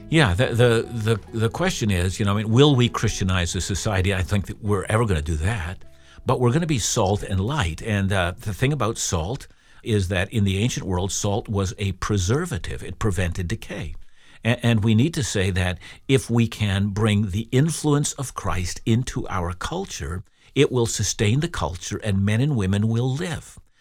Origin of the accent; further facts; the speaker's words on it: Canada; I'm a Canadian